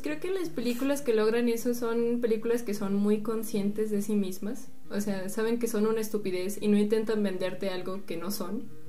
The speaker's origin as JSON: {"language": "Spanish", "country": "Mexico", "said": "como mexicano"}